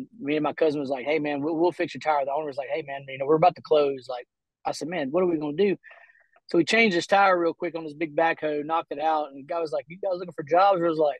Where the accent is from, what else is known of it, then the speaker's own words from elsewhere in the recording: Summit, Mississippi, United States; also born or lived in Jackson, Mississippi / Pensacola, Florida; And I was raised here in Summit, Mississippi, pretty much my whole life. Raised right here, went to school where my kids go to school and have graduated. And so we all stay right here in a small town in Mississippi.